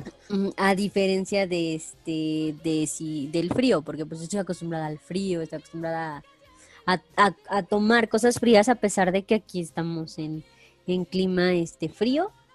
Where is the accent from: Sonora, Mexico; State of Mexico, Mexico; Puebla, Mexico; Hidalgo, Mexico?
Hidalgo, Mexico; Pachuca; la capital, que es de donde yo soy